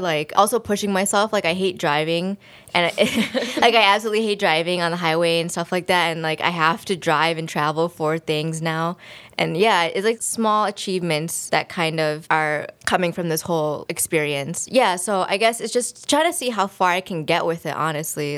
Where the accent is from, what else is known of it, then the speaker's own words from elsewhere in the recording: United States; growing up in America